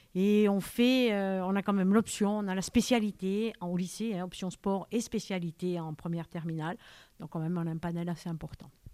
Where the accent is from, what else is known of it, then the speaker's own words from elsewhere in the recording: Corsica, France; now in Ajaccio, France; Je suis corse, bien sûr. J'ai fait un peu mes classes sur le continent parce qu'il n'y avait pas de poste chez nous.